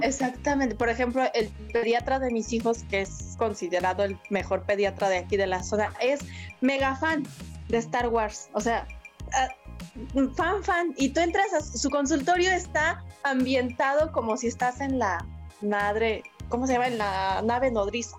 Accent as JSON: {"language": "Spanish", "country": "Mexico", "said": "aquí en México"}